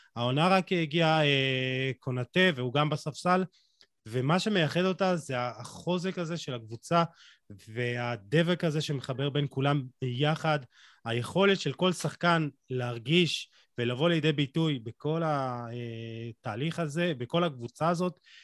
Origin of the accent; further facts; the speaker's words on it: Israel; אנחנו חיים במדינת ישראל